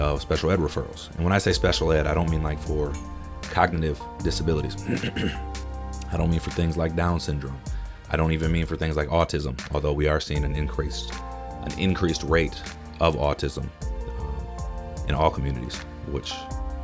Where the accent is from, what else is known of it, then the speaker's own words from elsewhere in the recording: Minneapolis–Saint Paul, Minnesota, United States; I'm from the Twin Cities in Minnesota